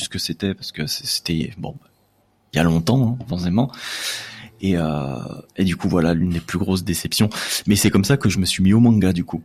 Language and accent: French; Lyon, Auvergne-Rhône-Alpes, France; je suis originaire de Lyon